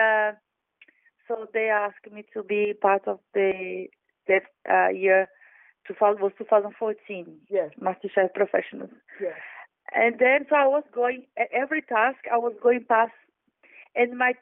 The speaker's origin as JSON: {"language": "English", "town": "Salvador", "region": "Bahia", "country": "Brazil", "moved": "yes", "lives_now": "London, United Kingdom", "said": "I come from Salvador, where the slaves came to South America"}